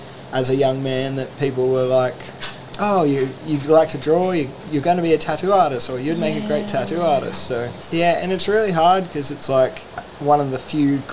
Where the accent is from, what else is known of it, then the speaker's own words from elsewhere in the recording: Port Stephens, New South Wales, Australia; my hometown, like in Port Stephens